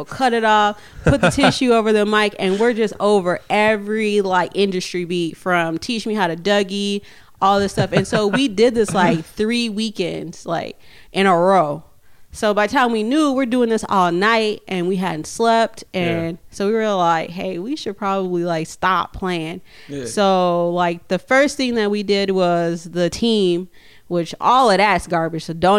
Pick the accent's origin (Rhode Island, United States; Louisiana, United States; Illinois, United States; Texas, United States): Illinois, United States; Chicago; also born or lived in Midwest; now in Richfield, United States; And like me and Nucky, when we first got here, we were both from we came from Chicago first.